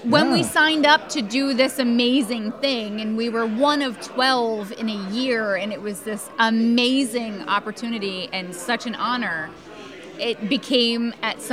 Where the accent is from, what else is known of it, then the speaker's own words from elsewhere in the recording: New Jersey, United States; I'm from New Jersey